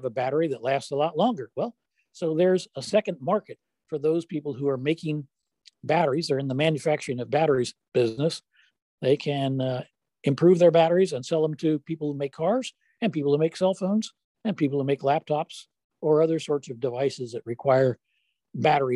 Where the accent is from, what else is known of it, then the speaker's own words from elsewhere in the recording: West Virginia, United States; I was born and raised in West Virginia